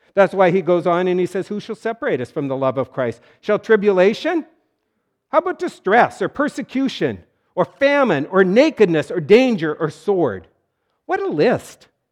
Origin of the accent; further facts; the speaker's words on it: North Dakota, United States; It was great growing up in North Dakota